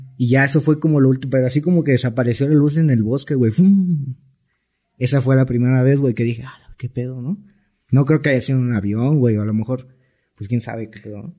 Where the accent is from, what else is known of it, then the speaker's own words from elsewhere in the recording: Cancún, Quintana Roo, Mexico; soy de Cancún